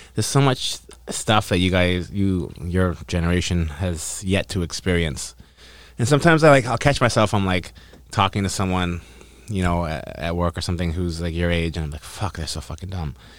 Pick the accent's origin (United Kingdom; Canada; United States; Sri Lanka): Canada; North Vancouver, British Columbia; I'm from North Van, actually